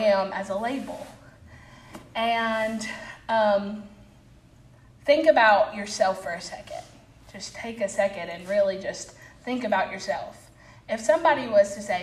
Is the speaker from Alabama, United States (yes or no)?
yes; Albertville, Alabama, United States; I'm from Albertville, but I am a church member at Boaz